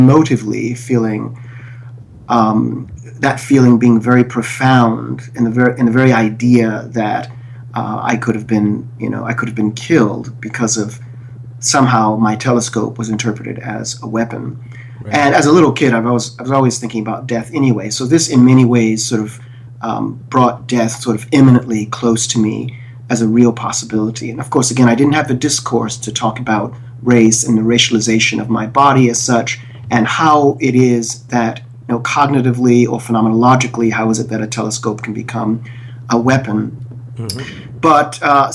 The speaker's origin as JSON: {"language": "English", "town": "Philadelphia", "region": "Pennsylvania", "country": "United States", "tie": "born or raised there", "said": "I grew up primarily in North Philadelphia, which is a fairly impoverished area at the time and currently."}